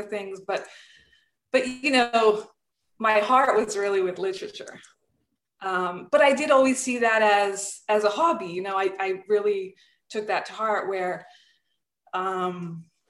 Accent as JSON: {"language": "English", "country": "Serbia", "moved": "yes", "said": "I'm originally from Serbia"}